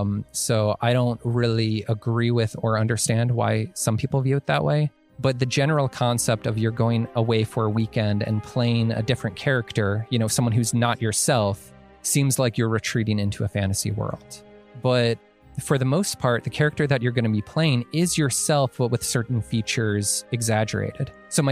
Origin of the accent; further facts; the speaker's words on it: Illinois, United States; now in Massachusetts, United States; I moved to Massachusetts from Illinois, didn't know anyone.